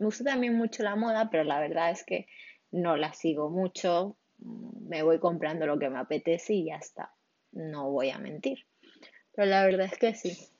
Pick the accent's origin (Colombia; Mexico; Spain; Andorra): Spain; Barcelona, Catalonia; born or raised there; also born or lived in Venezuela